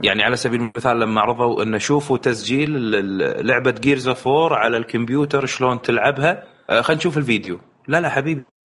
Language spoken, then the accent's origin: Arabic; Kuwait; انا جاي من الكويت